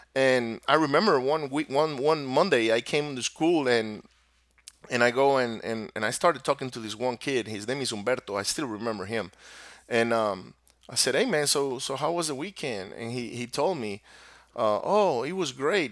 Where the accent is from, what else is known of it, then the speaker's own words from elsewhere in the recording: Venezuela; first language Spanish; English is a second language; moved away as an adult; now in United States; I was born here in the U S in the States, but I was raised down in Venezuela, and my parents are both from Venezuela. So my native language is actually Spanish